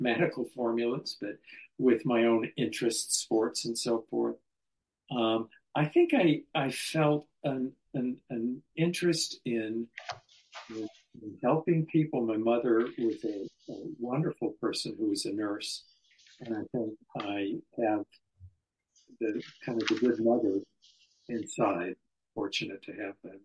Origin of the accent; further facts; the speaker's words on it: Colorado, United States; I'm a native of Colorado, went to up to high school, born and raised in the Rockies